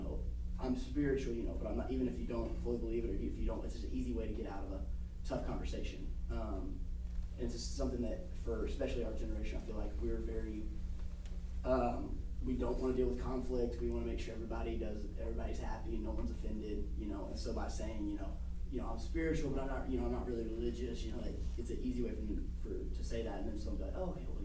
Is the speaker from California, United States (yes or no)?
no; South Alabama, United States; being from the South and being from, you know, family, grew up in South Alabama